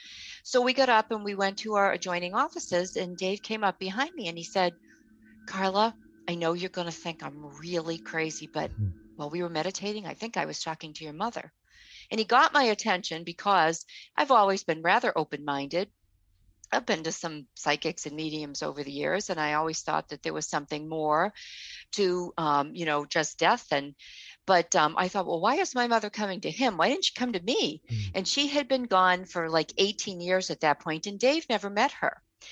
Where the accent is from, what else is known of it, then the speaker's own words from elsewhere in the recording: Boston, Massachusetts, United States; We were born and raised in Boston.